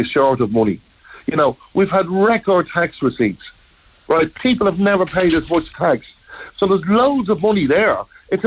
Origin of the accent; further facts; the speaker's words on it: Drogheda, County Louth, Ireland; Drogheda, where I live, is a kip because the streets aren't cleaned every day